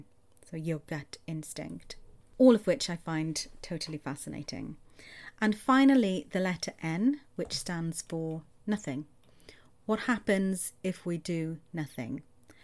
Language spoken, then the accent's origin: English; Welsh, Wales, United Kingdom; Roll my R's because I'm Welsh